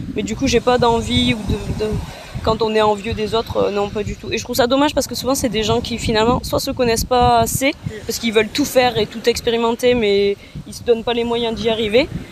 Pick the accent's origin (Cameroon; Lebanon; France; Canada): France; comme on vient de France